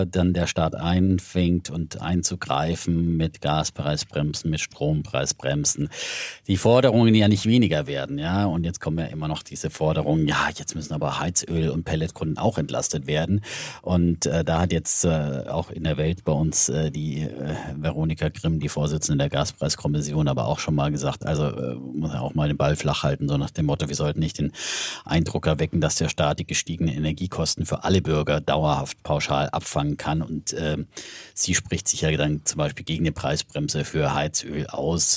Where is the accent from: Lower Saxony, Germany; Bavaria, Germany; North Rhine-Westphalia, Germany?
Bavaria, Germany; Middle Franconia; ich komme aus Mittelfranken.